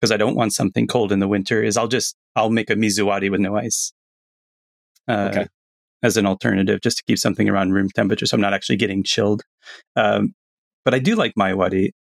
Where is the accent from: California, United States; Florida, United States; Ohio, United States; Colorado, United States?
Florida, United States; I grew up in Florida in hot climates.